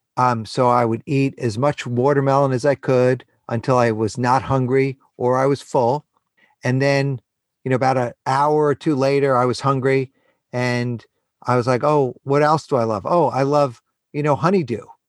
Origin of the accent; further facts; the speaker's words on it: New York City, New York, United States; I was born and raised in New York City.